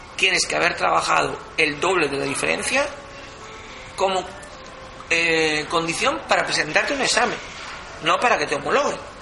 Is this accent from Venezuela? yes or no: yes; Venezuela; born or raised there; moved away as an adult; now in Galdakao, Spain